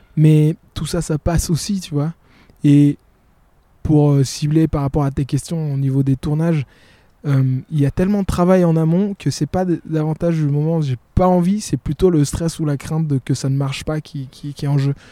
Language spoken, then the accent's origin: French; Burundi; now in Brussels, Belgium; je suis burundais de nature et on est toujours très euh, pudique